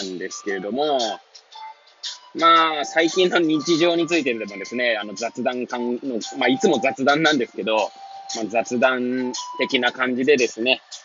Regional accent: Hachioji, Tokyo, Japan; moved away as an adult; now in Kamaishi, Japan; 八王子生まれ、八王子育ち、震災の前の年から、釜石で働く

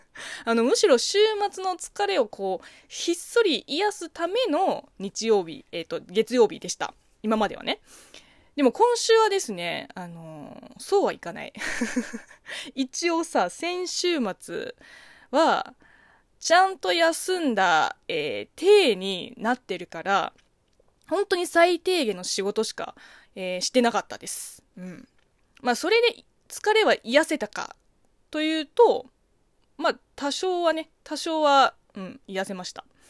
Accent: China; Japanese is a second language; moved away; 中 国生まれ中国育ちの私

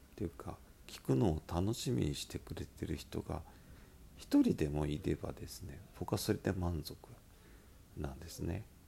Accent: Miyazaki, Japan; accent: Miyazaki dialect; 僕のこの拙い宮崎弁変な宮崎弁

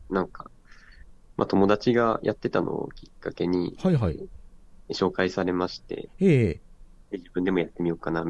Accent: Aichi, Japan; moved away as an adult; also born or lived in Tokyo / Niigata Prefecture / Australia; now in Niigata, Japan; 地元が、えー、愛知県の人です。ずっと愛知県で育っていたんですけれども

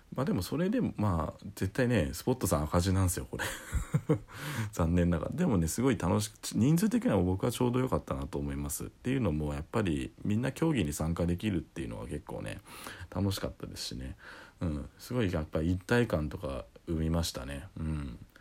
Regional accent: Saitama, Japan; 僕埼玉です

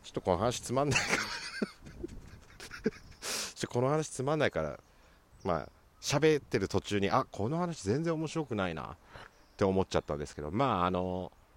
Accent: Sapporo, Hokkaido, Japan; 地元札幌市東区

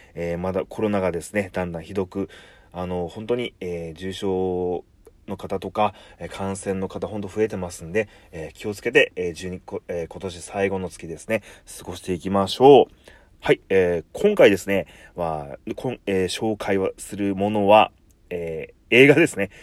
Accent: Kumamoto, Japan; 出身在住が熊本なんですけど

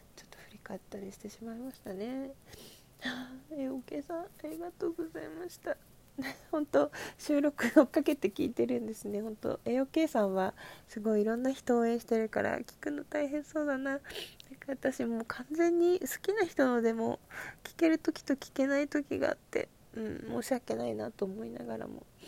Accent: Asahikawa, Hokkaido, Japan; moved away as an adult; 旭川出身

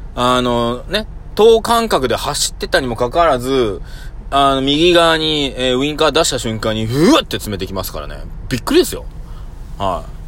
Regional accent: Nagoya, Aichi, Japan; 僕も名古屋人なんでね

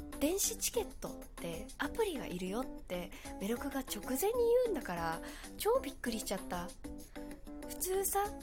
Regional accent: Kyushu, Japan; moved away; 私もともと九州出身なので

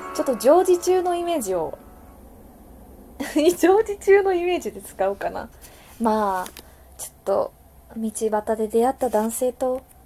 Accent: Wakayama, Japan; also born or lived in Ginza, Tokyo; now in Tokyo, Japan; 和歌山出身の私なんですがここ銀座の小料理屋で女将修行をしています

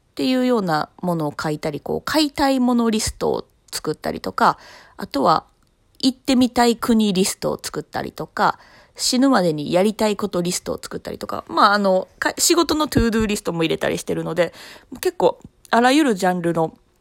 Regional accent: Osaka, Japan; 私は生まれも育ちもずっと大阪なんですけどね、三十数年

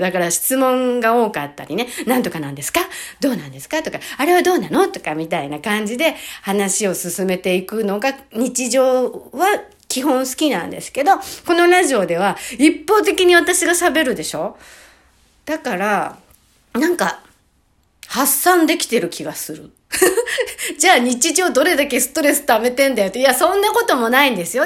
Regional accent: Hachioji, Tokyo, Japan; now in Tottori Prefecture, Japan; 東京の八王子に、私の地元です。地元っていうか、実家、実家じゃない。えっ、ー、と、生まれ育った、生ま、生まれ育ってないか。 ず、ずっと長くいた。 八王子

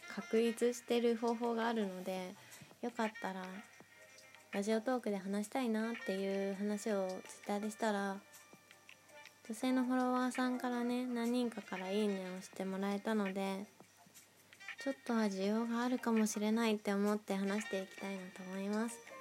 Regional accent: Nagoya, Aichi, Japan; moved away as an adult; now in Tokyo, Japan; 地元の名古屋にいた時

